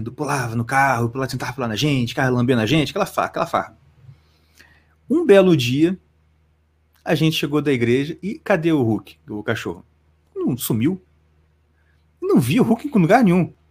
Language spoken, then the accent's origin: Portuguese; Brazil; a gente, como brasileiro, a gente sofre de um, de um mal terrível. O mal terrível é justamente ter nascido aqui.